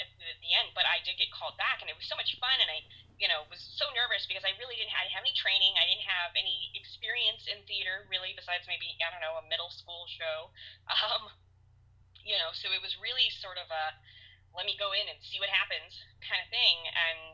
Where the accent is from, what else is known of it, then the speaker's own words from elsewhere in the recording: Hollywood, Florida, United States; I was born in Hollywood, so I've lived my whole life in Broward County